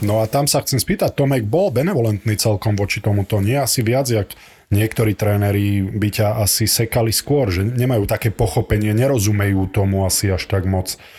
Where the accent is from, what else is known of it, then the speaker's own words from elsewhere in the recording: Nitra, Nitra Region, Slovakia; som z Nitry